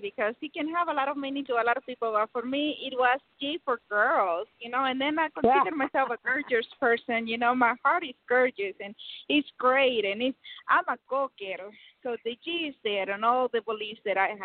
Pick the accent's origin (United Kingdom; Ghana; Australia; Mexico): Mexico; English is a second language; now in United States; I grew up in Mexico.